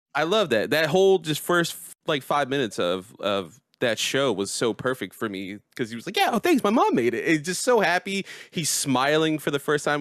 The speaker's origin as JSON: {"language": "English", "country": "United States", "tie": "born or raised there", "said": "born in America, you know, the island my people are from is Puerto Rico"}